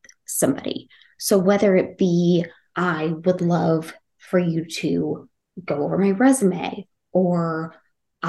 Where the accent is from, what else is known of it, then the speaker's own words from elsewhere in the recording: Utah, United States; moved away as an adult; now in Washington, D.C., United States; I'm from Utah